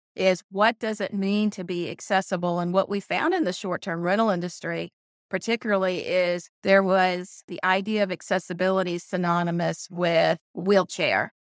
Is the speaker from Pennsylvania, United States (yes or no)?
no; Conway, Arkansas, United States; moved away; we built a model property in my hometown of Conway, Arkansas. I haven't been home in about thirty years